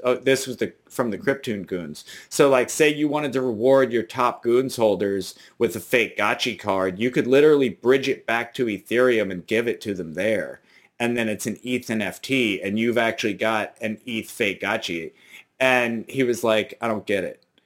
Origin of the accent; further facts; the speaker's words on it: New Orleans, Louisiana, United States; I'm from New Orleans